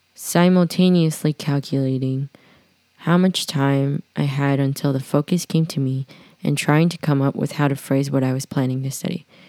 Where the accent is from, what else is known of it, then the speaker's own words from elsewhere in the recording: New York, United States; I'm born and raised in Manhattan